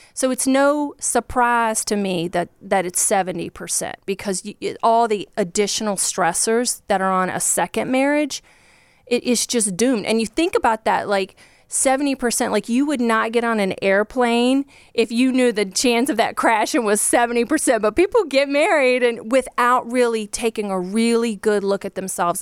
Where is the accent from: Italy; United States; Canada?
United States; Virginia; I grew up just like a poor country girl from Virginia. That's where I'm from